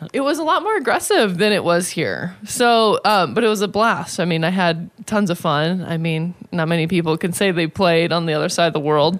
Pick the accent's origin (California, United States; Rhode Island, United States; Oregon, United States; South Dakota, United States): South Dakota, United States; moved away as an adult; now in Las Vegas, United States; I was from South Dakota